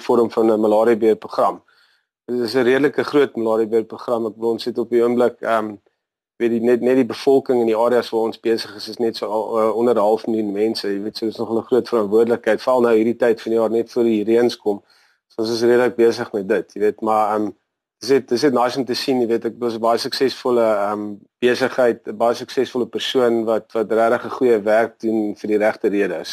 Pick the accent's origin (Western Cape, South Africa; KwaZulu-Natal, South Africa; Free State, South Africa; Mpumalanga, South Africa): KwaZulu-Natal, South Africa; Natal Midlands, between New Hanover and Greytown; now in Durban, South Africa; ek het groot geword in die Natal Middelland op 'n plaas tussen um, New Hanover en Greytown